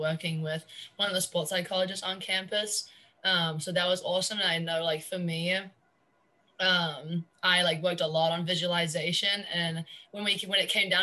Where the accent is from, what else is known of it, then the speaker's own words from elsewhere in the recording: New Zealand; moved away as an adult; now in Jacksonville, United States; I'm a senior. I'm from New Zealand